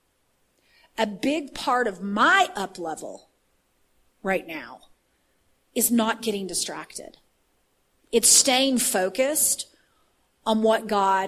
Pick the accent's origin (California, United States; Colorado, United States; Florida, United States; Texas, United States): Texas, United States; I'm from Texas